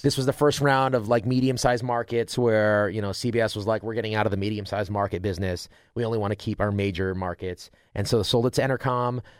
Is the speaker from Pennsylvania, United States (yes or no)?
no; Rochester, New York, United States; I got to, uh, Rochester, which is about forty minutes away. My hometown's forty minutes from the college.